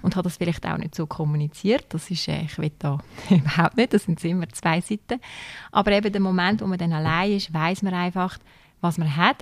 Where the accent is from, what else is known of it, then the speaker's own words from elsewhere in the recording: Zürcher Weinland, Zurich, Switzerland; moved away as an adult; now in Aargau, Switzerland; ich komme aus dem Zürcher Wieland ursprünglich und bin eigentlich ins Aargau gezogen wegen ihm